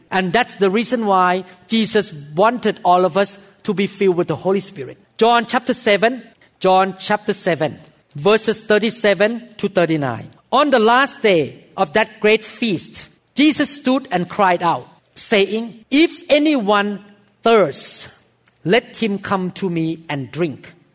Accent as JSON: {"language": "English", "country": "Thailand", "tie": "born or raised there", "said": "In Thailand, we have a lot of evil spirit"}